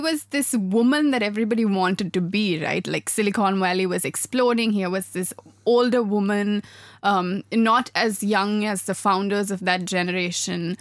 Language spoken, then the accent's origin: English; Sri Lanka; I grew up in Sri Lanka